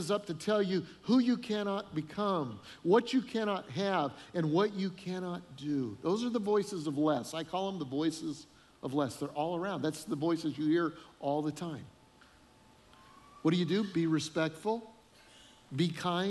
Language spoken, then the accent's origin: English; Colorado, United States; moved away as an adult; also born or lived in northern Illinois; now in Charleston, United States; we're from Colorado originally. We've been living in northern Illinois for about 8 years